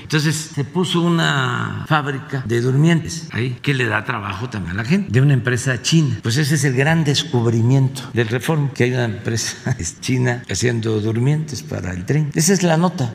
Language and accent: Spanish; Tabasco, Mexico; yo soy de Tabasco